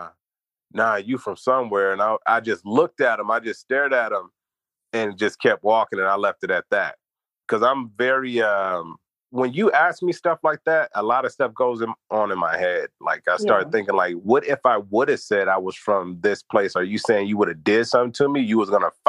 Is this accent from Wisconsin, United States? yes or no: no; Los Angeles, California, United States; I was raised over on Fremont, next to Fremont, 78th Street, Fremont High School